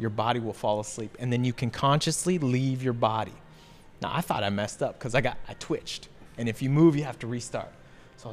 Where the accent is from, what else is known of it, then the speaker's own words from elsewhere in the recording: Mansfield, Texas, United States; I grew up in Mansfield, Texas. Born and raised in Mansfield, Texas.